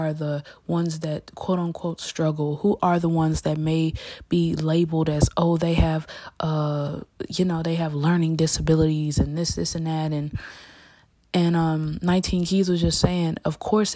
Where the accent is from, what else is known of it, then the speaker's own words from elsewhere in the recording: United States; as an American, as, you know, a young American